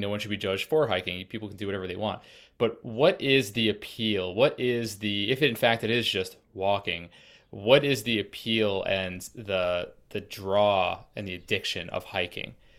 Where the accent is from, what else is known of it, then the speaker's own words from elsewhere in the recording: Massachusetts, United States; also born or lived in Colorado; I'm from Massachusetts and currently in Massachusetts, but I spent, uh, the last year and a half in Colorado